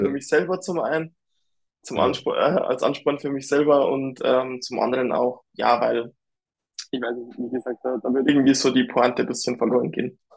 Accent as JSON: {"language": "German", "town": "Dingolfing", "region": "Bavaria", "country": "Germany", "tie": "born or raised there", "said": "bei der BMW hier in Dingolfing in meiner Heimat"}